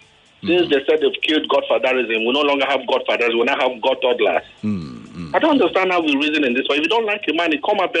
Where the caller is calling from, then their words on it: Ilupeju, Lagos, Nigeria; I'm calling from Ilupeju